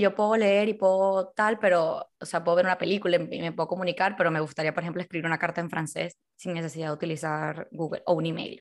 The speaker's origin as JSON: {"language": "Spanish", "country": "Venezuela", "accent": "Venezuelan", "moved": "yes", "lives_now": "Spain", "said": "A pesar de que llevo como 20 años aquí en España, he conseguido que no se me vaya el acento. Y aparte, lo que he conseguido es que mis amigos españoles consigan decir palabras eh, venezolanas"}